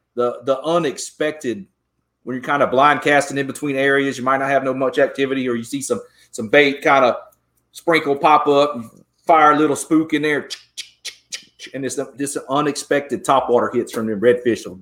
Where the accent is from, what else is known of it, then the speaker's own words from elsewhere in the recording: Georgia, United States; now in Texas, United States; I grew up in Georgia.